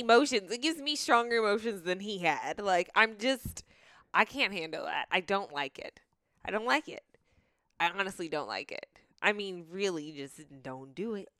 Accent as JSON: {"language": "English", "town": "Marietta", "region": "Georgia", "country": "United States", "tie": "born or raised there", "said": "I grew up in Marietta, too"}